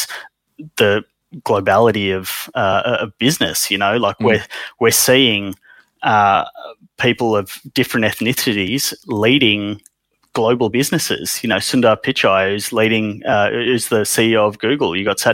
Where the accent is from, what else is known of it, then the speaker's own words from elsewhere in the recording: Sydney, New South Wales, Australia; also born or lived in India; I was educated here. I grew up here